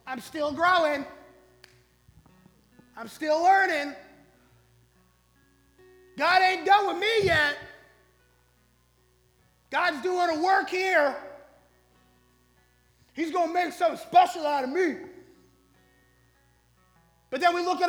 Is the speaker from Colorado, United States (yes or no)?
yes; Colorado, United States; I'm from Colorado, so I got cousins who know something about growing things